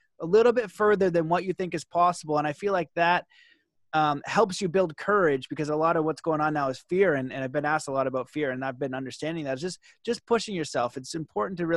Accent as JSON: {"language": "English", "country": "Canada", "said": "being Canadian"}